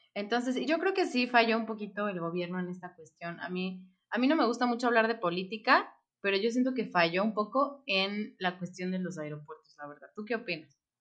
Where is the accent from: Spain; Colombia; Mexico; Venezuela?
Mexico; como mexicana